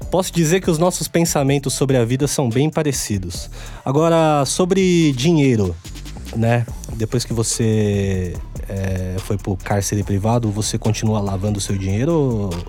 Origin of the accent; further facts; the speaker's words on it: São Bernardo do Campo, São Paulo, Brazil; Agora, todo mundo sabe que somos amigos de longa data, somos de São Bernardo do Campo, né? A gente já bebeu bastante cerveja ali na Prestes Maia.